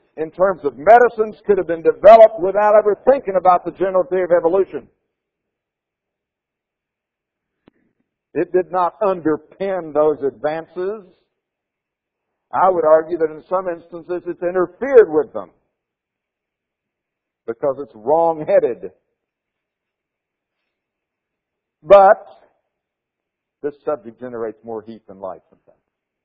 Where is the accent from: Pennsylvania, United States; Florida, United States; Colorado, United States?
Florida, United States; the state of Florida, my home state